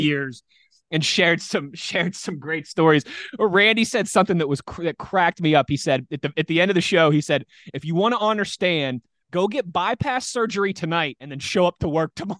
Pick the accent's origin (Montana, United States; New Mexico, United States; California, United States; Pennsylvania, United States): Pennsylvania, United States; Pittsburgh; also born or lived in Philadelphia; I moved back uh, to Pittsburgh, my hometown, uh, from Philadelphia, where I was living and working at the time